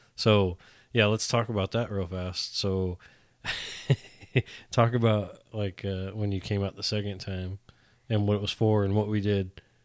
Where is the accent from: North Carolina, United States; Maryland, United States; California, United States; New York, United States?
California, United States; Northern; moved away as an adult; now in Texas, United States; come from Northern California where everybody votes correctly